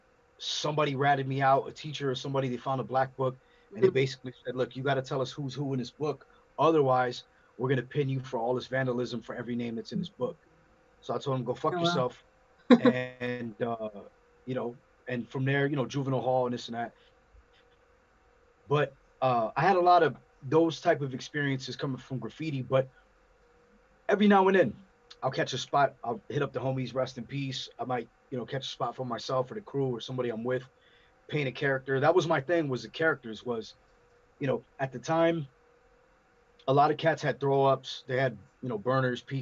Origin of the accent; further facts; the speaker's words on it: Compton, California, United States; also born or lived in Long Beach / Norwalk / Bellflower / Pomona; now in Whittier, United States; I was born in Compton. I've lived in Norwalk, you know, Bellflower, Pomona. I've lived all over.